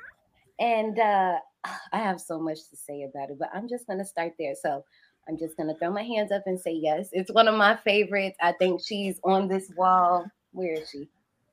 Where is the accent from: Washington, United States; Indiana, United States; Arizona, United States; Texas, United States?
Indiana, United States; I'm from Indiana